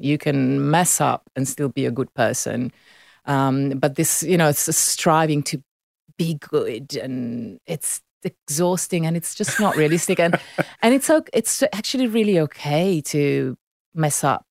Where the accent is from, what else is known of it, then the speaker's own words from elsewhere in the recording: Milan, Lombardy, Italy; first language Italian; English is a second language; moved away as an adult; now in Sydney, Australia; I was born and raised in Milan, so I grew up in that beautiful city.